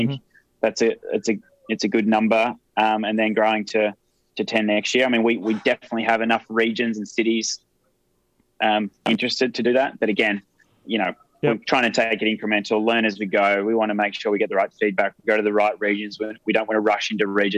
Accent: Australia

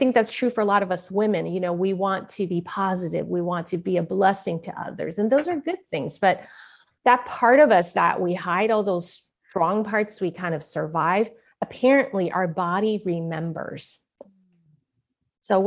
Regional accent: San Francisco, California, United States; I was born in San Francisco, Chinatown

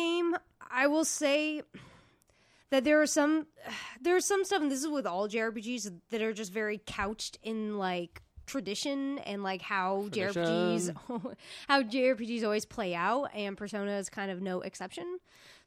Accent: United States; as a American

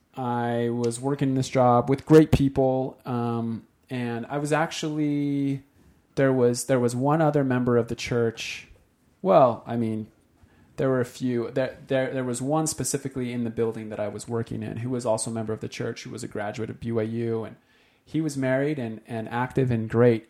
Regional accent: Utah, United States; moved away; we came from Utah

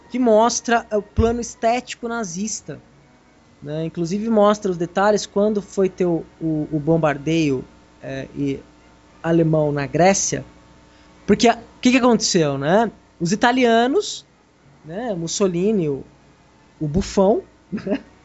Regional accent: Brazil; Somos brasileiros

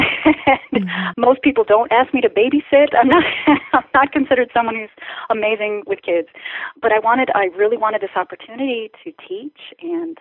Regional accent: Ohio, United States; I grew up in Ohio

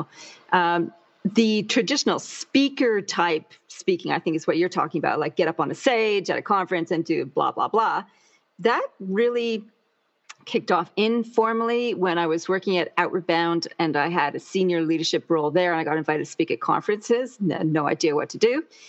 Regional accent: Canada; moved away as an adult; now in Canberra, Australia; I'm imported from Canada and in 1996. So that's the land of lakes, rivers, and maple syrup

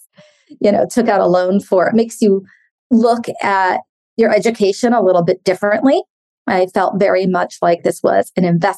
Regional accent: San Francisco, California, United States; I grew up in San Francisco.

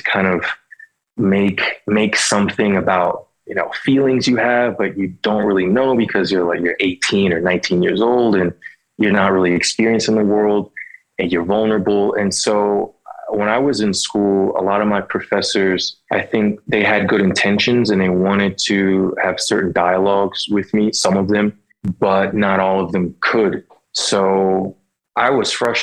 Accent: Philadelphia, Pennsylvania, United States; I grew up in Philadelphia in the early 90s

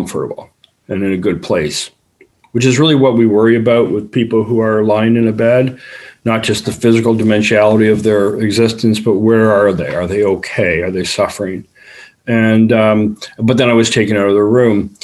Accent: Toronto, Ontario, Canada; also born or lived in Buffalo; I'm Canadian. I'm from Toronto

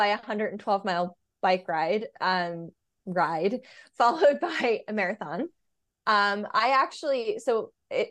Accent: Virginia, United States; moved away as an adult; also born or lived in New York; now in Brooklyn, United States; I was born and raised in Virginia

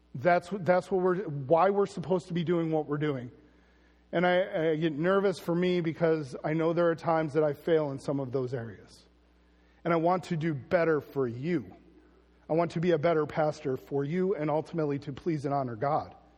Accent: United States; as Americans

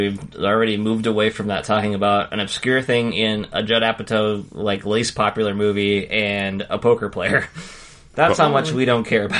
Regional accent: Idaho, United States; Growing up in Idaho

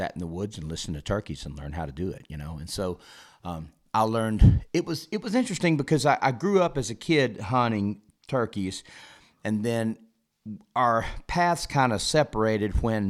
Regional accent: Opelika, Alabama, United States; I am indeed from Alabama. Yep. Yeah. Born and raised, still live there.

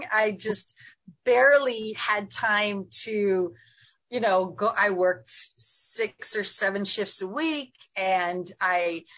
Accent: Michigan, United States; moved away as an adult; also born or lived in Chicago; I grew up in Michigan

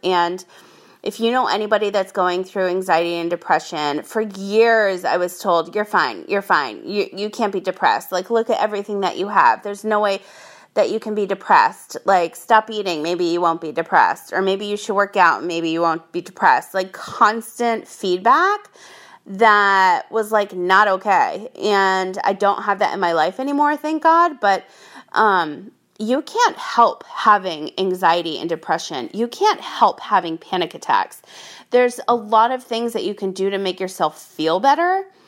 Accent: Rhode Island, United States; now in San Diego, United States; I grew up in Rhode Island

